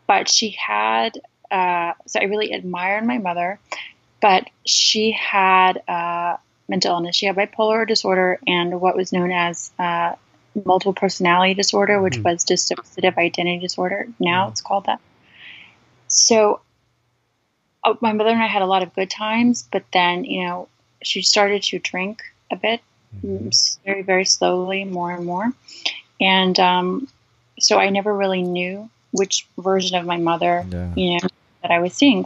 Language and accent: English; Charleston, South Carolina, United States; now in California, United States; I grew up in the South, in Charleston, South Carolina, which I love.